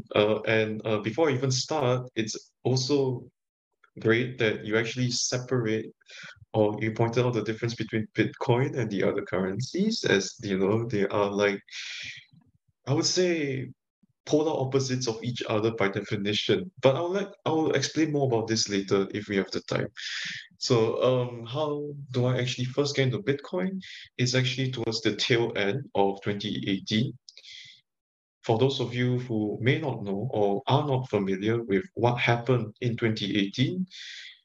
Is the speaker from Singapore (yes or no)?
yes; Singapore; moved away as an adult; now in Lisbon, Portugal; originally I'm from Singapore.